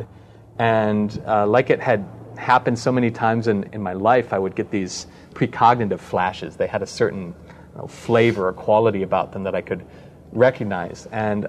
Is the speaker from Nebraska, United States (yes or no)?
no; Wisconsin, United States; I'm from Wisconsin, after all